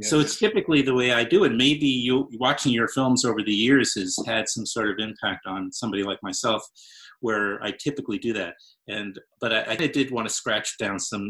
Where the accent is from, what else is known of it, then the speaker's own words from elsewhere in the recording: New York City, New York, United States; I'm from New York City